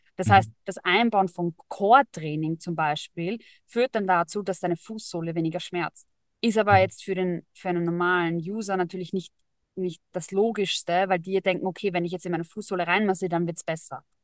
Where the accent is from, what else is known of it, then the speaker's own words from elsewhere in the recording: Vienna, Austria; Und ich komme ursprünglich aus Wien, geboren in Wien, immer schon in Wien, wollte immer raus, habe es nie geschafft